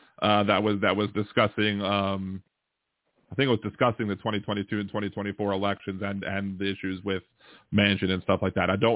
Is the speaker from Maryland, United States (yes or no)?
yes; Maryland, United States; moved away; I was from Maryland.